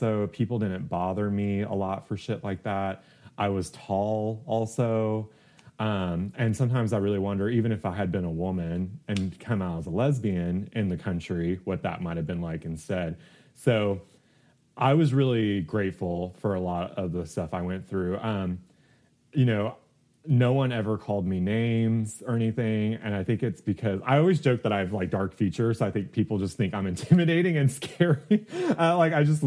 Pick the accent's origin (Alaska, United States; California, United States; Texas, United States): Texas, United States; outside Houston, East; moved away as an adult; also born or lived in New York City; I grew up in East Texas out of Houston and like very poor areas